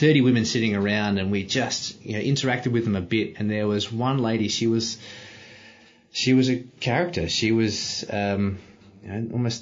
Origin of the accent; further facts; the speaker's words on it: Australia; I didn't do anything special to be born in Australia. That's just where I was born